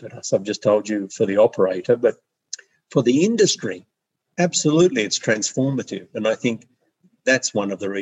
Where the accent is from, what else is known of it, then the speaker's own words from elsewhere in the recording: Australia; moved away; I'm Australian